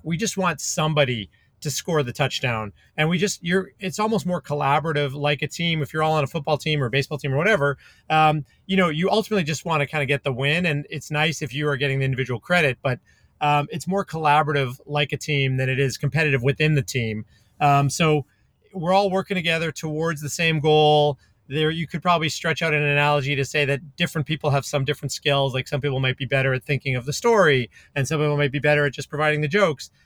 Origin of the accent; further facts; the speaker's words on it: Calgary, Alberta, Canada; moved away; where I grew up in Canada, in Calgary